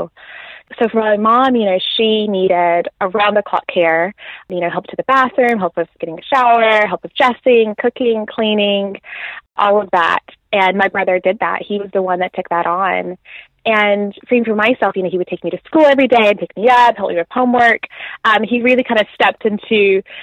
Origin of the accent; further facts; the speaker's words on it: Nashville, Tennessee, United States; moved away as an adult; now in Birmingham, United Kingdom; I grew up in Nashville